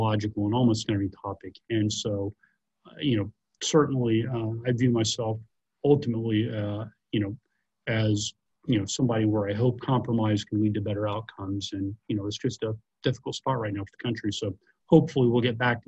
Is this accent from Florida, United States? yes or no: no; Athens, Georgia, United States; I'm a native of Athens, Georgia